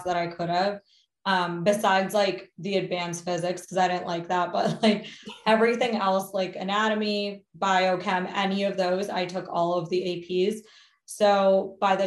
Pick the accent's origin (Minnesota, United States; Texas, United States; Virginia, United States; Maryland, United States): Maryland, United States; also born or lived in Rockville, Maryland; I grew up in Maryland. Currently am in Rockville, Maryland.